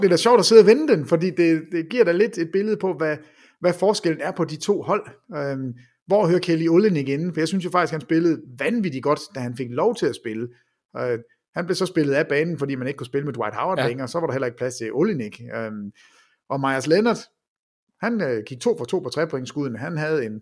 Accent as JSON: {"language": "Danish", "region": "Jutland", "country": "Denmark", "said": "jeg er fra Jylland, og ikke fra København, jeg er fra Jylland"}